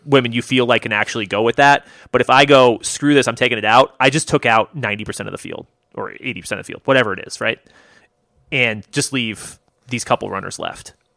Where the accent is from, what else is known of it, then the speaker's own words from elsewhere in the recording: United States; I'm American